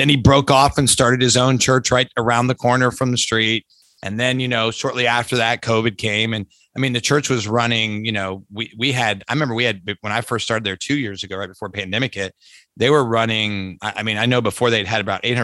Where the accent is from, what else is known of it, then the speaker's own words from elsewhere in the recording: Lancaster, Ohio, United States; In an instant, that's my hometown